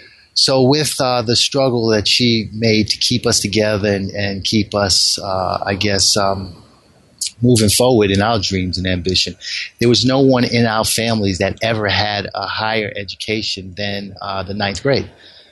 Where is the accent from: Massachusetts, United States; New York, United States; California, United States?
New York, United States; Bronx; Growing up in the South Bronx, it was pretty much of a challenge.